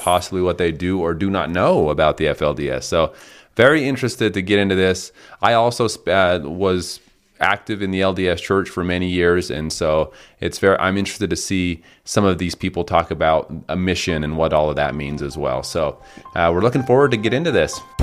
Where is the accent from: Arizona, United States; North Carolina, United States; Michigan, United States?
Arizona, United States; Colorado City; Short Creek, my hometown